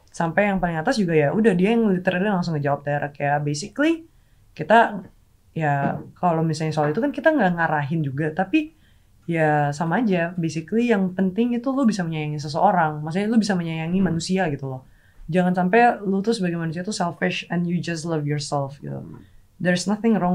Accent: Makassar, South Sulawesi, Indonesia; Aku aslinya Makassar. Ya aku nanya dulu ke Makassar.

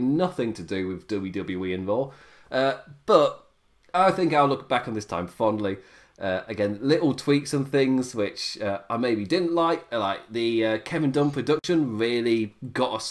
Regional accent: England, United Kingdom; I'm English

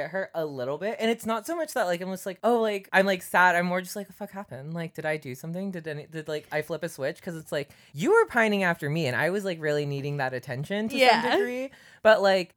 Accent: Seattle, Washington, United States; also born or lived in Philippines; I grew up in Seattle, Tacoma area

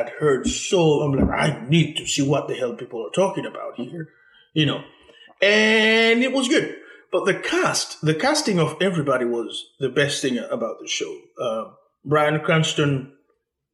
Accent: Haiti; moved away; I am originally from Haiti

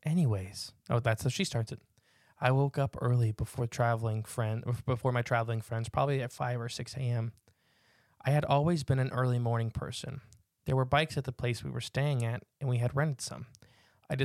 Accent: Virginia Beach, Virginia, United States; I am from Virginia Beach. I'm very familiar with our ingrets, our cranes, and all other types of waterfowl, both oceanic and wetlands.

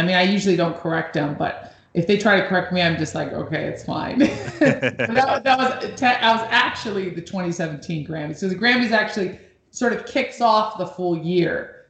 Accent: Los Angeles, California, United States; also born or lived in New York; I'm originally from Los Angeles and New York, and I love making music.

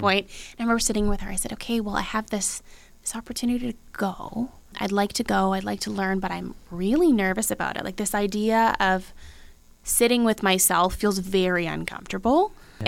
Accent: Abbotsford, British Columbia, Canada; I love Abbotsford. That's you know that's that's where I grew up

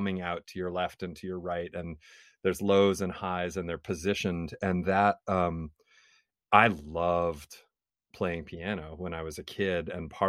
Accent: Oneida, United States; from Oneida

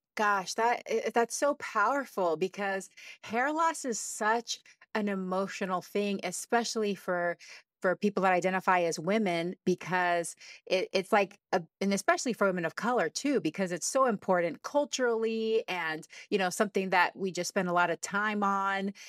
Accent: Texas, United States; I grew up in Texas

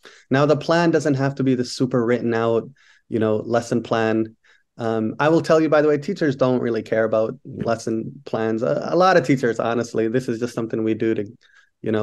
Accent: Somalia; moved away; I'm from Somalia

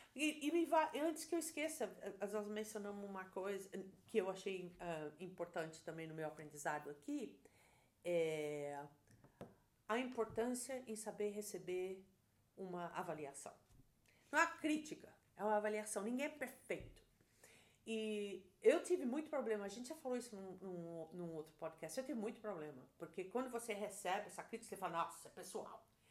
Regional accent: Brazil; moved away as an adult; now in United States; eu trabalhei no Brasil desde os 13 anos de idade, registrado em carteira

